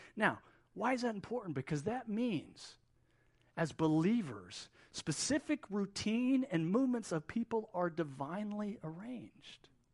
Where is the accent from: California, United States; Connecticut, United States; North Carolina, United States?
North Carolina, United States; Wilmington; now in Middle East; Even though I'm from Wilmington, this is kind of where we come back to.